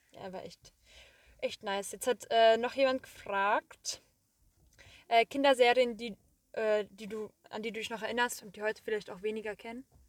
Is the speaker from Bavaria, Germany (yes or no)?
no; Marburg, Hesse, Germany; moved away; also born or lived in Korbach / Wiesbaden; So, Marburg bin ich geboren, wir sind in Marburg aufgewachsen. Dann sind wir 2012 ähm, nach Korbach gezogen